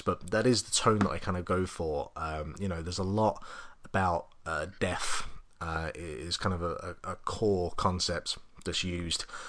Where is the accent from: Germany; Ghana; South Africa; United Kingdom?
United Kingdom; England; now in Ireland; being an Englishman